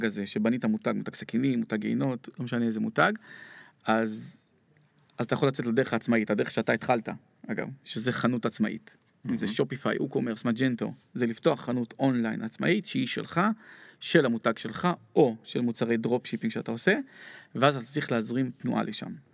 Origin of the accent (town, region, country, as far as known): Israel